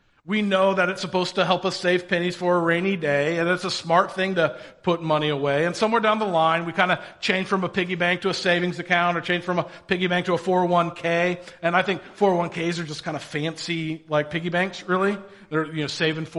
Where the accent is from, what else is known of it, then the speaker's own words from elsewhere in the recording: Indiana, United States; I grew up in Indiana. I'm a good Hoosier.